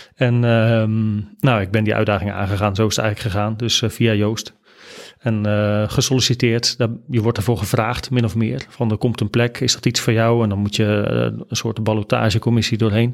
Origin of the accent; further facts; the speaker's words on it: Gouda, South Holland, Netherlands; moved away as an adult; also born or lived in Nijmegen; ik ben geboren en getogen in Gouda. Daar heb ik eigenlijk de eerste twintig jaar van mijn leven doorgebracht